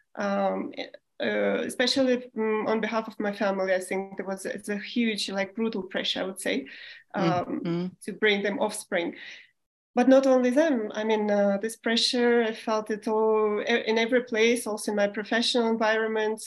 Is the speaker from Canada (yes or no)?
no; Moscow, Russia; moved away as an adult; also born or lived in Germany / Spain; I was born in the Soviet Union still in Moscow.